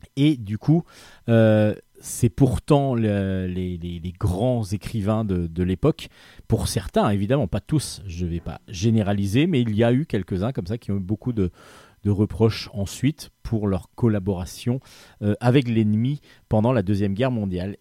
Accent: Brittany, France; also born or lived in Brest; je suis breton

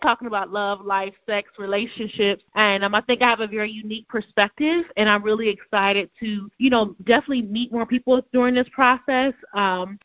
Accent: Cleveland, Ohio, United States; now in Baltimore, United States; I did grow up in the suburbs, so I'm asking you, that still means I'm from Cleveland

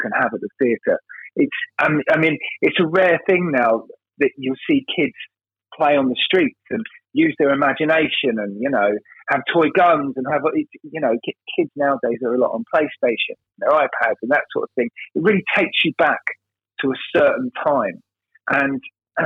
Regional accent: London, United Kingdom; I'm as you can hear, I'm from London. But I'm from a working class part of London

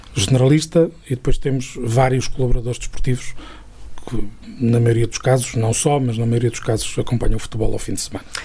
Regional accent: Trás-os-Montes, Portugal; moved away as an adult; also born or lived in Coimbra; eu fui uma pessoa desde sempre muito ligada a, às minhas raízes e à minha terra em particular mesmo quando estive fora durante fora quando digo fora digo fora mesmo uhum. da, da, região durante 13 anos

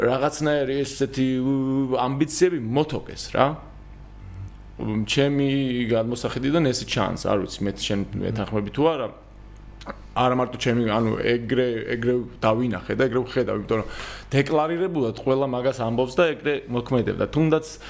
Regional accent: Georgia

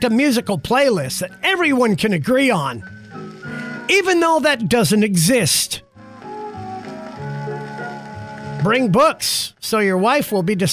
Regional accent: Alaska, United States; So, growing up in Alaska

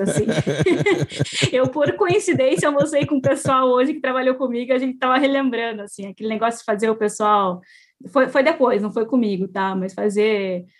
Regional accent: Curitiba, Paraná, Brazil; Eu sou de Curitiba

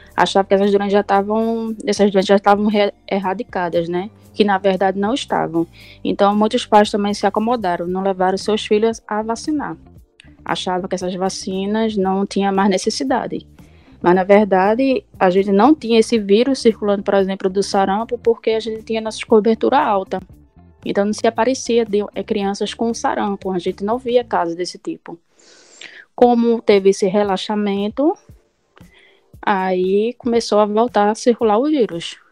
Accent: Jaboatão dos Guararapes, Pernambuco, Brazil; sou de Jabotão mesmo

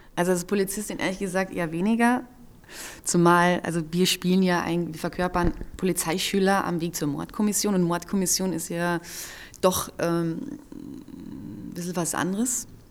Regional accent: Carinthia, Austria; ich bin ja in Kärnten am See aufgewachsen

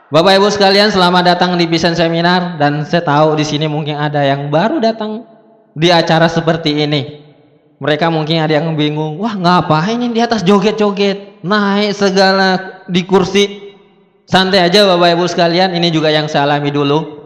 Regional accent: South Sulawesi, Indonesia; Saya bukan orang Medan, saya orang Bugis dari Sulawesi Selatan.

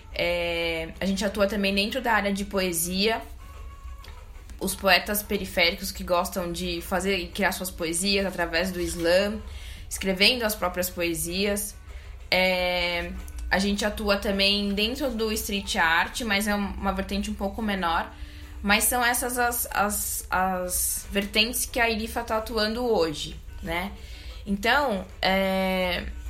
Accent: Brazil; Eu sou da Zona Sul

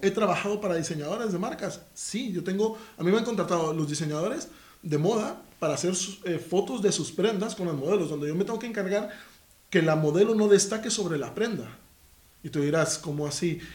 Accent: Guatemala; now in Spain; soy de Guatemala

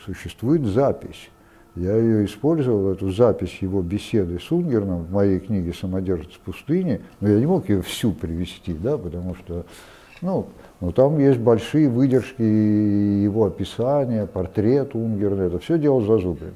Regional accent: Perm, Perm Krai, Russia; moved away; also born or lived in Transbaikalia; Я родом из Перми

